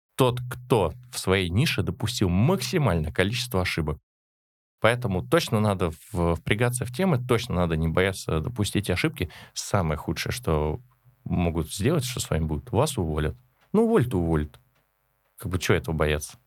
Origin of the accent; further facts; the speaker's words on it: Moscow, Russia; Родился я еще в Советском Союзе, в Москве, в семье коренных москвичей